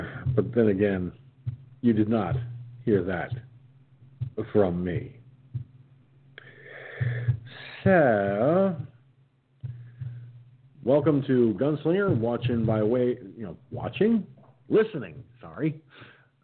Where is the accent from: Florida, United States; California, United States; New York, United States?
New York, United States; Peekskill; moved away; my hometown of Peekskill, New York